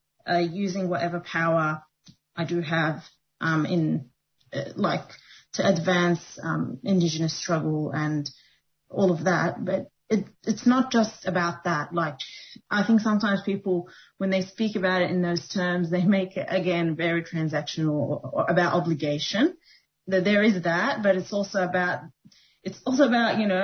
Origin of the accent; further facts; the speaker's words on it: New Zealand; now in Australia; I grew up in New Zealand. So a lot of the kids I went to school with were Maori